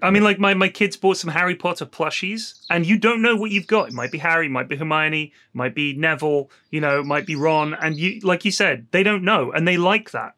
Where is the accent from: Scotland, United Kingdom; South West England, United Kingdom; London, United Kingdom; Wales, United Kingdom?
South West England, United Kingdom; Bournemouth; born or raised there